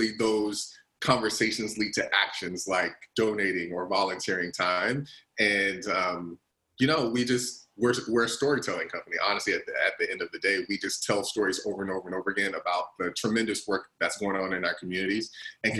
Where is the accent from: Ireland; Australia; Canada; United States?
United States; the Carolinas; growing up, I'm originally from the Carolinas